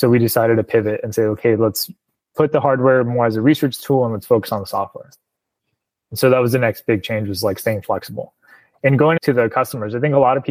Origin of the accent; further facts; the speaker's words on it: Placetas, Villa Clara, Cuba; also born or lived in Miami, Florida, United States; now in United States; I was born in Placetas, Villa Clara, Cuba, which is, it's like the central province of the island